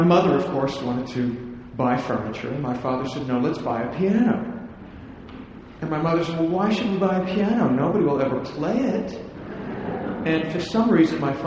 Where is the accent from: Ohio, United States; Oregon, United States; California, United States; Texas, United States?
Ohio, United States; Columbus; moved away as an adult; I was born in Columbus, Ohio.